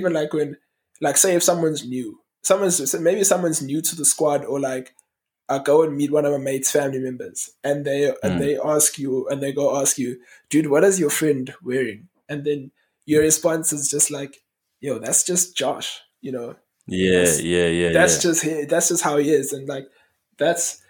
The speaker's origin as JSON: {"language": "English", "town": "Durban", "region": "KwaZulu-Natal", "country": "South Africa", "tie": "born or raised there", "said": "I grew up in Green Park in Durban"}